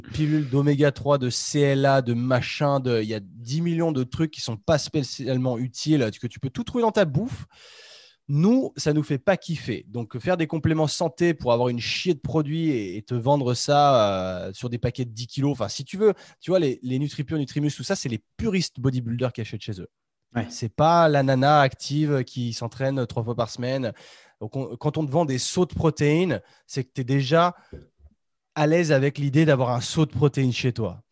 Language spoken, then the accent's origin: French; Chambéry, Auvergne-Rhône-Alpes, France; on est tous, on est tous de Chambéry